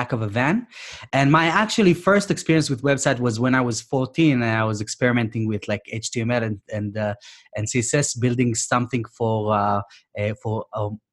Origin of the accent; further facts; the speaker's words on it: Israel; moved away as an adult; now in United Kingdom; from my hometown, I'm from Israel originally.